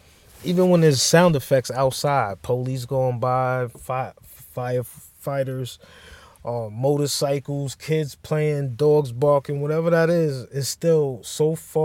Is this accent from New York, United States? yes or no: yes; Bronx, New York, United States; Like, to me, as a kid growing up in the Bronx, I can't say anything about L.A. and California, any of that.